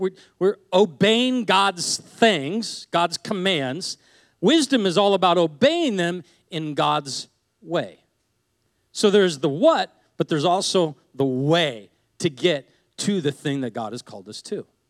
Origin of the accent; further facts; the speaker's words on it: Seattle, Washington, United States; I grew up in Seattle